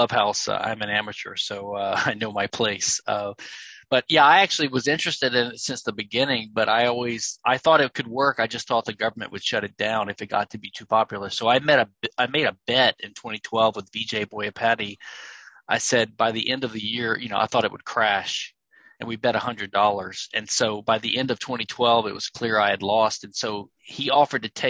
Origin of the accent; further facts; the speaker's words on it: Louisiana, United States; also born or lived in London / Pennsylvania; now in Houston, United States; I'm from Louisiana, a neighboring state here to Texas